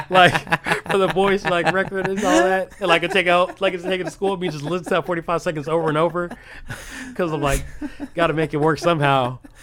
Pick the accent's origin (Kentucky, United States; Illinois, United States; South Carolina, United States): Illinois, United States; Rock Island; moved away as an adult; now in Des Moines, United States; I'm from the Quad Cities. Yeah, I grew up in uh, Rock Island, uh, Illinois